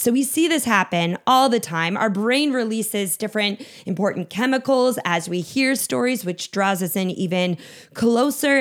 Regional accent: Minnesota, United States; I grew up in Minnesota, so a cabin was a, was a part of life

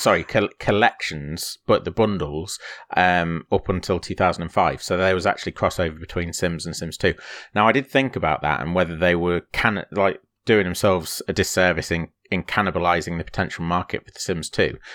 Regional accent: Grimsby, Yorkshire and the Humber, United Kingdom; a shop that we used to have in Grimsby, i, in my, in my hometown

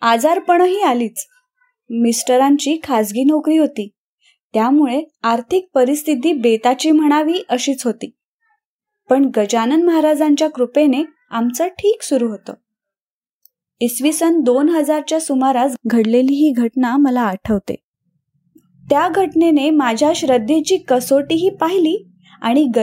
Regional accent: Phaltan, Maharashtra, India; now in Mumbai, India; गोरेगाव मुंबई येथे असते … सातारा जिल्ह्यातील फलटण हे माझं माहेर

